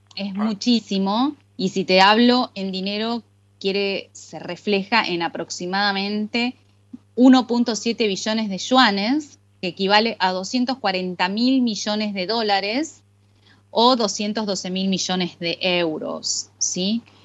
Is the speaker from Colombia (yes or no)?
no; Argentina; now in Istanbul, Turkey